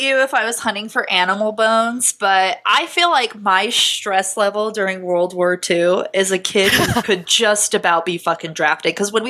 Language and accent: English; United Kingdom; The two front teeth were crooked, and I would know they were crooked because I'm British.